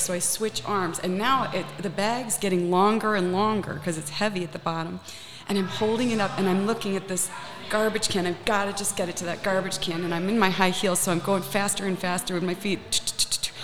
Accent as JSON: {"language": "English", "town": "Naples", "region": "Florida", "country": "United States", "tie": "born or raised there", "said": "I grew up in the Savoy. I grew up in a high rise on the beach, and it was a European building."}